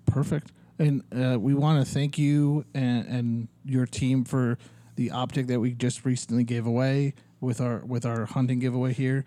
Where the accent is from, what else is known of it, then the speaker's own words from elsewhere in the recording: Ohio, United States; now in Arizona, United States; I grew up in Ohio